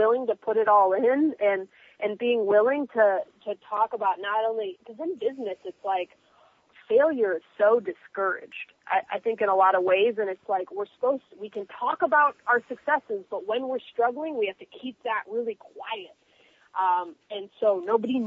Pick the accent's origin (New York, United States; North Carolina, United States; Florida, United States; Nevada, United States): Florida, United States; Miami; I'm from Miami